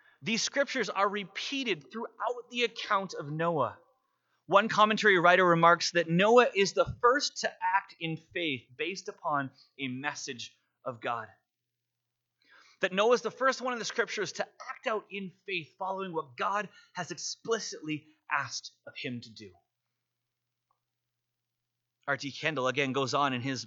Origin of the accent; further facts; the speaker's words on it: Vancouver, British Columbia, Canada; moved away as an adult; now in Calgary, Canada; grew up in Vancouver, and you know that in Vancouver, it rains a lot